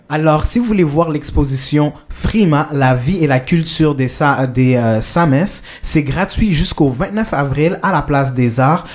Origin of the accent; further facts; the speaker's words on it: Colombia; moved away; je viens de la Colombie